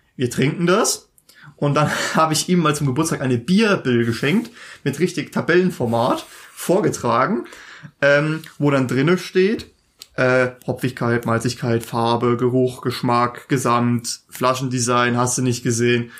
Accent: Germany; uns als Deutsche

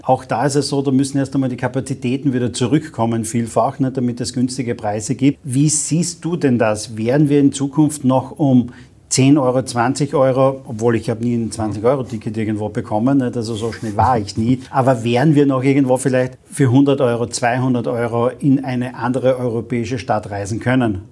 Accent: Carinthia, Austria; ich bin gebürtiger Kärntner

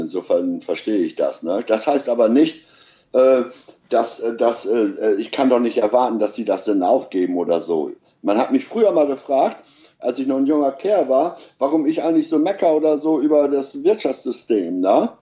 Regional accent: East Frisia, Lower Saxony, Germany; ich bin äh, Ossi, also Ostfriese

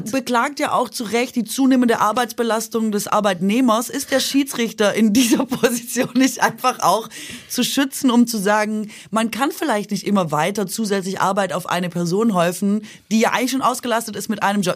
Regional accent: Baden-Württemberg, Germany; moved away; ich komme ja aus Mahlzeitland eigentlich. Baden-Württemberg

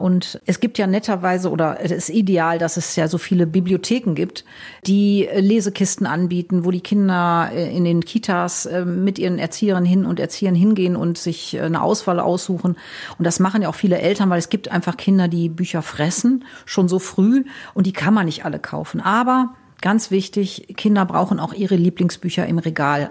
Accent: Wuppertal, North Rhine-Westphalia, Germany; ich komme ja aus Nordrhein-Westfalen, aus Wuppertal

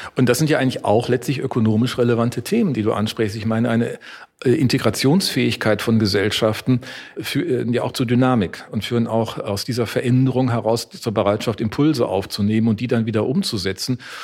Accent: Neuss, North Rhine-Westphalia, Germany; also born or lived in Düsseldorf; ich bin in Neuss aufgewachsen, das war in Düsseldorf geboren, was ich jetzt hier verrate, aber in Neuss aufgewachsen

